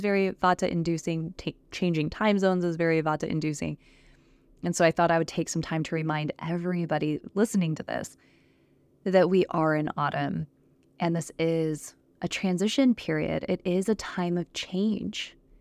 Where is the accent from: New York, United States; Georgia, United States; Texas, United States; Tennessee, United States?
Texas, United States; I'm from Texas. I've lived in Texas for several years